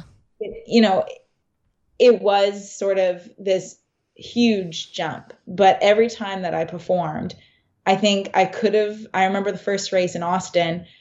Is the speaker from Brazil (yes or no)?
no; Canada; moved away as an adult; also born or lived in Kingston / London, Ontario; now in Boston, United States; myself from Canada